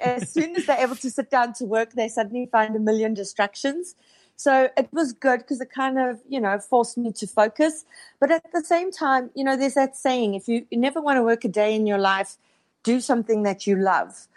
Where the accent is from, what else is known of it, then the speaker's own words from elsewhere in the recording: South Africa; moved away as an adult; also born or lived in Johannesburg; now in Toronto, Canada; I was born and raised in South Africa, um, lived there until my late thirties